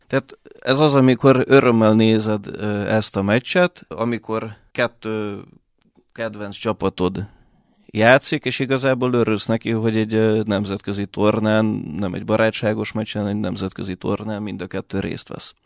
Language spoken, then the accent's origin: Hungarian; Hungary; also born or lived in Budapest / Russia; gyerekkorom óta itt élek, eh, itt jártam általános iskolába, középiskolába, főiskolára